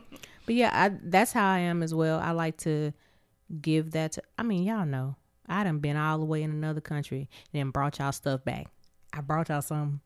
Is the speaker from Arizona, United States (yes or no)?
no; Abilene, Texas, United States; moved away; I'm originally from Abilene, Texas